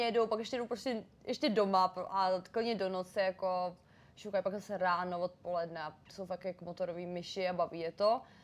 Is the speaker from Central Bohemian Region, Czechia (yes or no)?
yes; Příbram, Central Bohemian Region, Czechia; moved away as an adult; now in Prague, Czech Republic; já pocházím z Příbramy